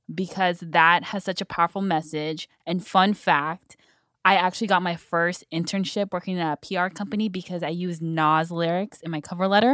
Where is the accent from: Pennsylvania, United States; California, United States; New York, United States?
California, United States; San Fernando Valley; born and raised in the Valley